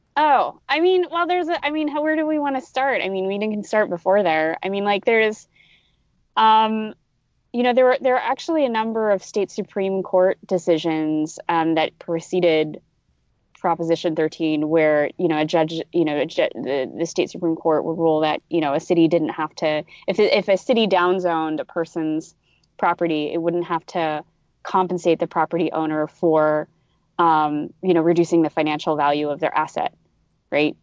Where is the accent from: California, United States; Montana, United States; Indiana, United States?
California, United States; as a Californian